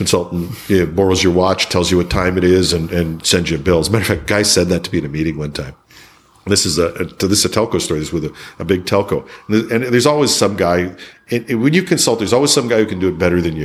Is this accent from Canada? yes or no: yes; Canada; People aren't as proud of being Canadian as I am